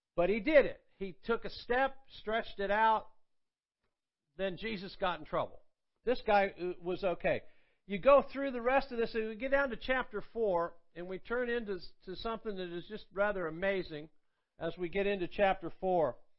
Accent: Athens, Georgia, United States; moved away as an adult; also born or lived in Tulsa, Oklahoma; Athens, Georgia, which is where I'm from, and uh, uh, which is where I live now.

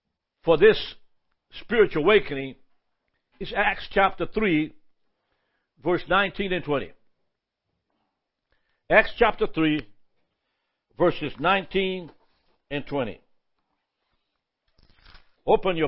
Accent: Brazil; now in United States; I'm actually originally from Brazil. We've been here for 55 years, 56. I mean, it's going to be 60 pretty soon. And so most of my life has been in America. But as I grew up as a child in Brazil, I was a part of a revival

